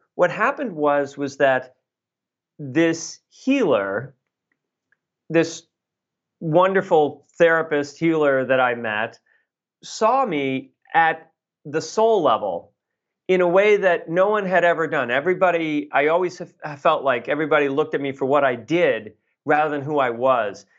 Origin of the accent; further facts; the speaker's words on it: Boston, Massachusetts, United States; I grew up in Boston